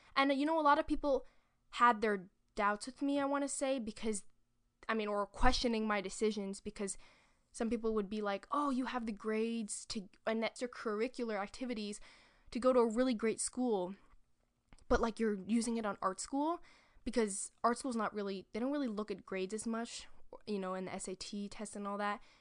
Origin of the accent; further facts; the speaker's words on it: New York City, New York, United States; I'm from New York City